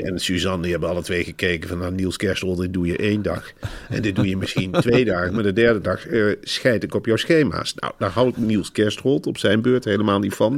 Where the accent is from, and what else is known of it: Netherlands